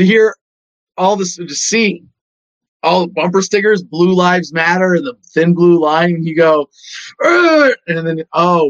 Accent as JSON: {"language": "English", "region": "California", "country": "United States", "tie": "born or raised there", "said": "I grew up in California"}